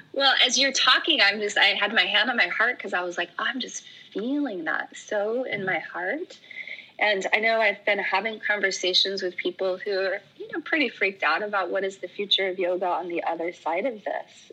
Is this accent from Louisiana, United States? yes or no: no; Oregon, United States; moved away; I'm from Oregon. Oregon's where I call home